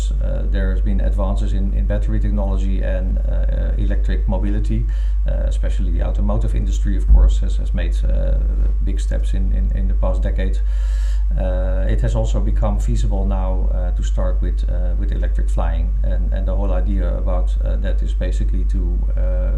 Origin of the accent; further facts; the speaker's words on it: Netherlands; I've been born and raised in the Netherlands as well